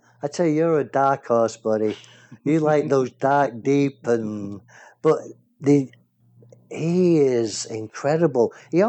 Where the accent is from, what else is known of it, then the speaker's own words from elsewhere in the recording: England, United Kingdom; born there; now in United States; is an American like me, but he's not really Australian, even though he was born in Australia like I was born in England.